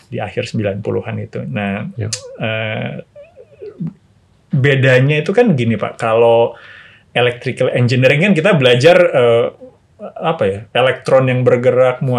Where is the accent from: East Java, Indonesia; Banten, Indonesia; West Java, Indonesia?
West Java, Indonesia; Bandung; also born or lived in Jayapura; saya lahir di Bandung pak e, kemudian e, besar di Bandung TK saya sempat tinggal di Jayapura dua tahun